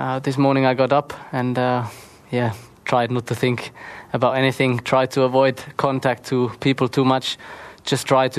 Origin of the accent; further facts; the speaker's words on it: Heppenheim, Hesse, Germany; Some of them are here, some of them in Kerpen, supporting me, but also back in my hometown Heppenheim.